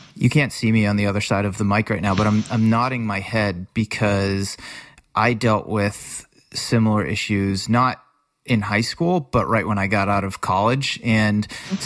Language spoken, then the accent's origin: English; Worcester, Massachusetts, United States; the community in general, where I grew up in Worcester, Massachusetts. I practically lived at the Friendly House as a kid